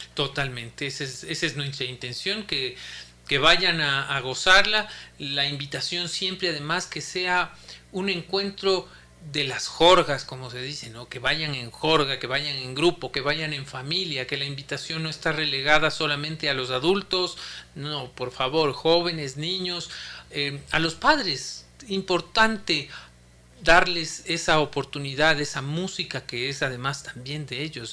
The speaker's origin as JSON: {"language": "Spanish", "country": "Ecuador"}